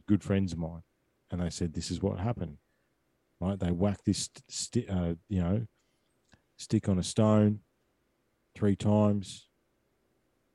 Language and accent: English; Victoria, Australia; I grew up in Victoria